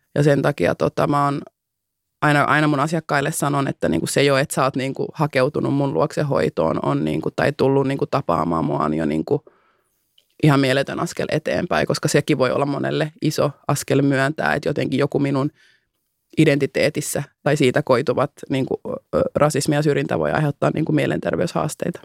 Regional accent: Finland; first language Finnish; mä oon syntynyt täällä. Mä puhun mhm. äidinkielenäni suomeen. Mä ymmärrän, miten täällä toimii järjestelmä. Mä oon käynyt kouluni täällä

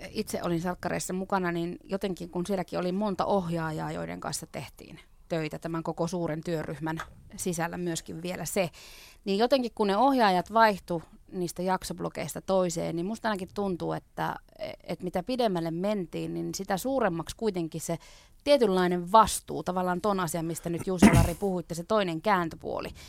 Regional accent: Oulu, North Ostrobothnia, Finland; moved away; kun mä Oulusta kotoisin

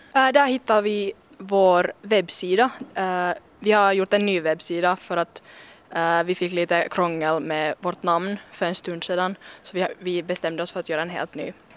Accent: Porvoo, Uusimaa, Finland; vi är från Borgå, att vi är stolta över det

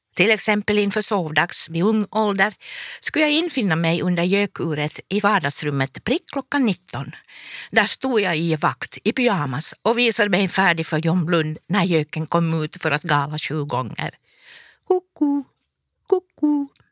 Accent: Forsby sawmill, Pernå municipality, Uusimaa, Finland; Min pappa var lärare i Pärnu kommun i Forsbysåg där jag växte upp på skolbacken

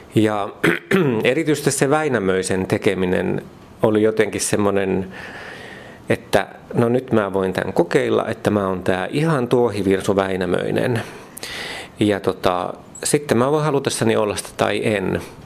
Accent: Mikkeli, South Savo, Finland; Kun mä oon Mikkelistä Savosta kotoisin

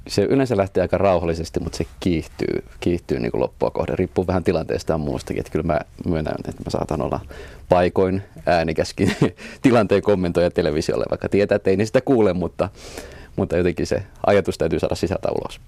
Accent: Tesjoki, Kymenlaakso, Finland; mä oon vielä kotoisin tuosta Tessiolta, mikä oli pieni kylä

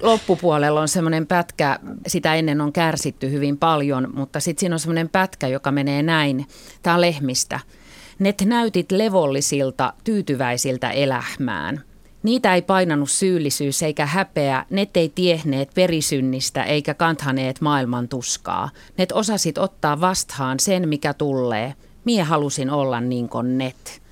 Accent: Helsinki, Uusimaa, Finland; mä oon helsinkiläinen ja mun juuret on enemmän tuolla niin kuin Savon murteen kielimaastossa, sitten kuitenkin vanhempien kautta

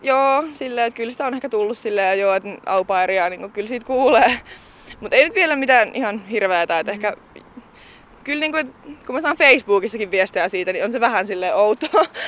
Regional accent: Hämeenlinna, Kanta-Häme, Finland; Hämeenlinna, mistä mä itse olen kotoisin

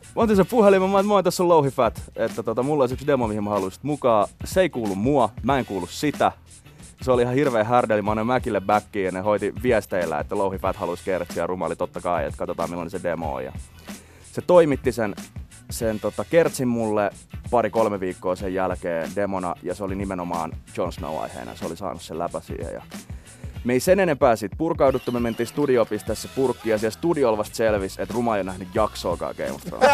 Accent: Helsinki, Uusimaa, Finland; also born or lived in Itäkeskus; mä tuun Itä-Helsingistä

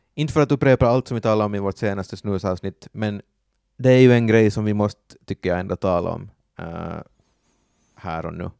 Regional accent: Finland; vi är finnar

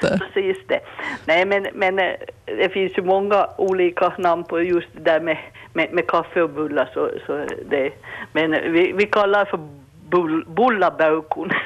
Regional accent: Bergö, Ostrobothnia, Finland; jag kom från Bergöjen

